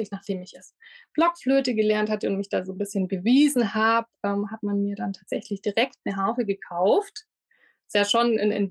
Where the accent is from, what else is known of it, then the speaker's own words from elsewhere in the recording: Lindau, Bavaria, Germany; Ich komme aus Lindau am Bodensee und habe das große Glück, dass ich auch hier wieder leben darf.